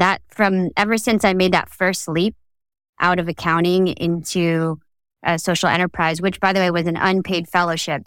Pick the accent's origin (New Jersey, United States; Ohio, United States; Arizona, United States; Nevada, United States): New Jersey, United States; moved away; there weren't a lot of Filipinos in the community in New Jersey where I grew up